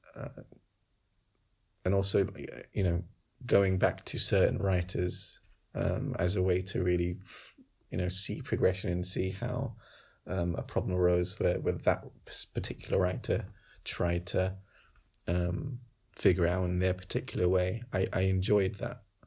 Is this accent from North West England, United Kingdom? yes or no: no; London, United Kingdom; around where I grew up in Wolves and Green